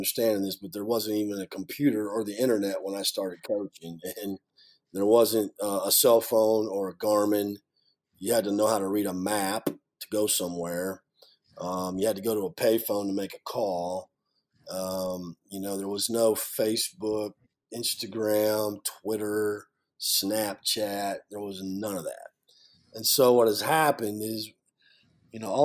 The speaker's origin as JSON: {"language": "English", "town": "Iowa City", "region": "Iowa", "country": "United States", "tie": "born or raised there", "moved": "as an adult", "said": "I grew up in Iowa City, right outside of Iowa City, Iowa"}